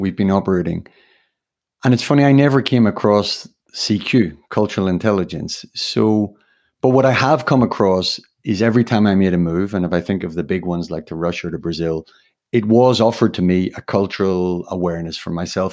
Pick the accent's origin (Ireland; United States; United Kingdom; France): Ireland; moved away; an Irishman married to a Spaniard who worked 20 years abroad